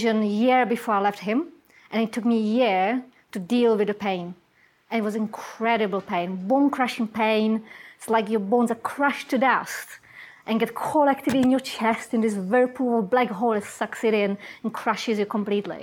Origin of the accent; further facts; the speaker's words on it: Czechia; English is a second language; moved away as an adult; I come from Czech Republic, and before I came to this country